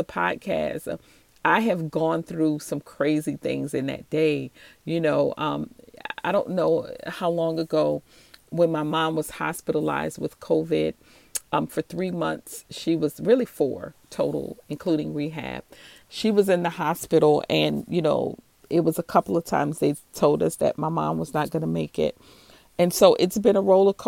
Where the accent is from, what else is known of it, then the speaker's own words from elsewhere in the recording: New Orleans, Louisiana, United States; I'm from New Orleans, Louisiana. So if you hear that accent and you hear me say baby, that's what you're hearing